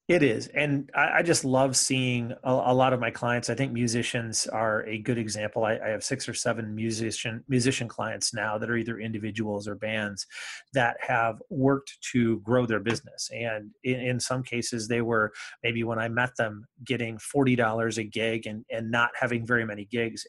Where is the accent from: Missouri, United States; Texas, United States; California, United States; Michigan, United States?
Michigan, United States; Comstock; also born or lived in Ann Arbor, Michigan / Maryland / Indiana; I'm from Michigan. I suppose all various parts of Michigan. I grew up on the west side in the Kalamazoo area in a little town called Comstock